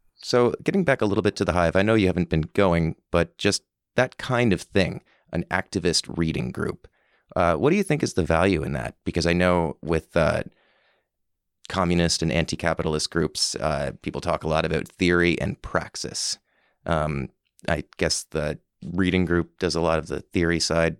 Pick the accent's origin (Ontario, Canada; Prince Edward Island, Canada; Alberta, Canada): Prince Edward Island, Canada; Summerside; also born or lived in Halifax; When I moved back to Summerside from Halifax